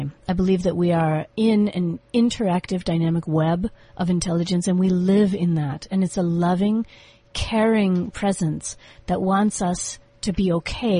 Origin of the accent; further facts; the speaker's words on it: United States; moved away as an adult; now in South Africa; I'm from America. I was born in 1969.